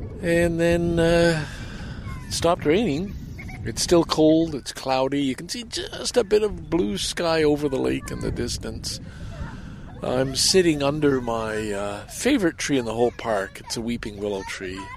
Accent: Lachine, Quebec, Canada; moved away as an adult; also born or lived in Valleyfield / Vancouver; have a connection to Lachine, my hometown

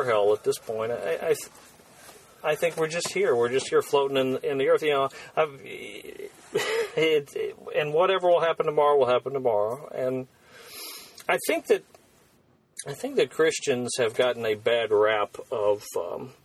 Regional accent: United States; as an American

